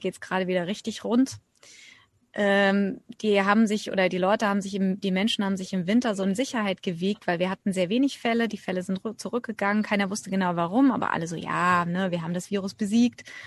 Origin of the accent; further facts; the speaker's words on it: Germany; moved away as an adult; now in India; Ich bin Deutsche, eigentlich ursprünglich ausgewandert vor mittlerweile knapp 20 Jahren.